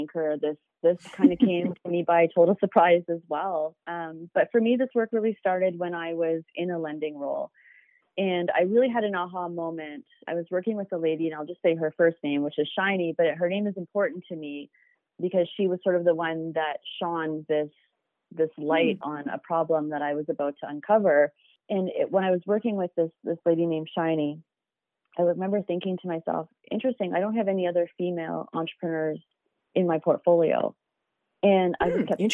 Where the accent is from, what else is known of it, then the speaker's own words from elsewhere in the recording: Calgary, Alberta, Canada; I grew up in Calgary and I still call Calgary home.